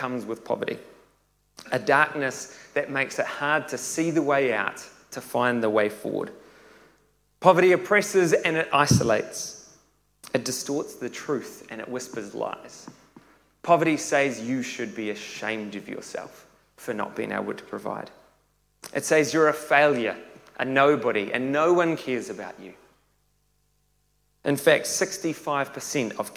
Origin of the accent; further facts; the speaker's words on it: Tauranga, Bay of Plenty, New Zealand; I was born and raised in Tauranga